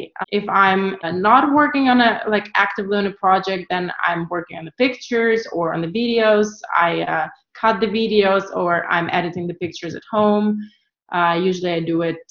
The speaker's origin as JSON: {"language": "English", "region": "Kyiv", "country": "Ukraine", "also_born_or_lived": "New York, United States", "moved": "as an adult", "lives_now": "Berlin, Germany", "said": "I'm originally from Ukraine, from Kiev. I'm living in Berlin for the past 10 years already"}